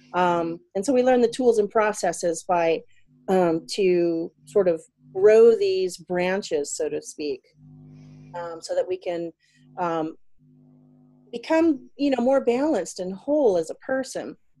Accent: South Carolina, United States; moved away as an adult; also born or lived in Gunma, Japan; now in Niigata, Japan; I am from South Carolina in the USA, and I've lived in Japan for about 20 years now.

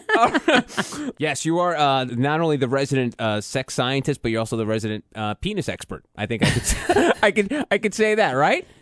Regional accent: New Jersey, United States; moved away; my home state of New Jersey

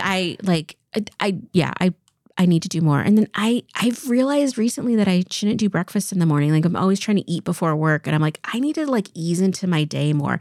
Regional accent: Eastern Washington, United States; I grew up in Eastern Washington. I was born and raised in the same house

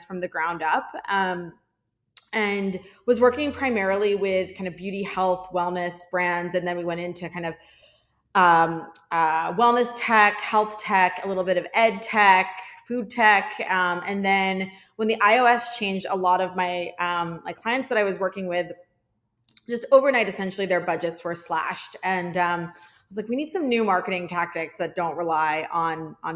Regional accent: outside of Philadelphia, Pennsylvania, United States; I was born in right outside of Philadelphia, Pennsylvania.

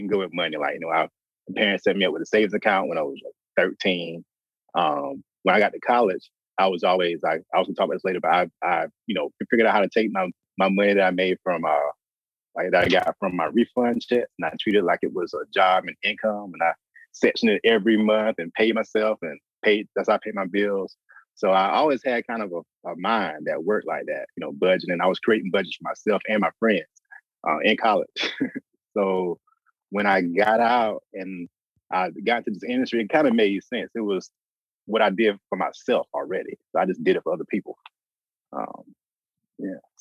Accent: South Carolina, United States; moved away as an adult; now in New Orleans, United States; I grew up in South Carolina

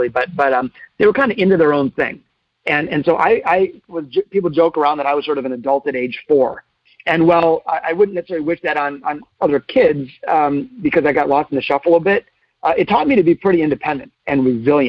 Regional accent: Detroit, Michigan, United States; I was born in the city of Detroit, not the suburbs, and I've always wanted to stay and be part of the solution. I've had the chance to leave many times. But I grew up in Detroit.

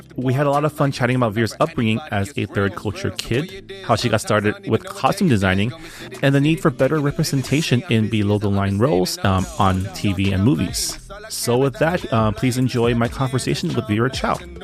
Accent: San Gabriel, California, United States; born or raised there; also born or lived in Canada

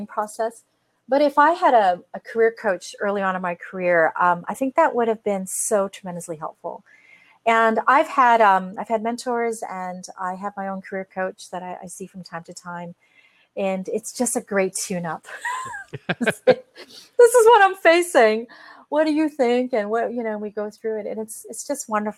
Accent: Canada; I'm Canadian.

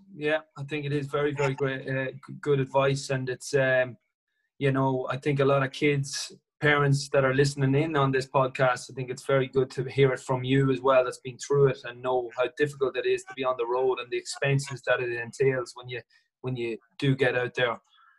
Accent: Ireland

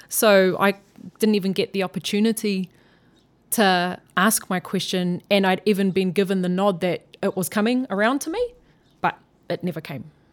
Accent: Auckland, New Zealand; growing up in South Auckland, I was living in Mangere East

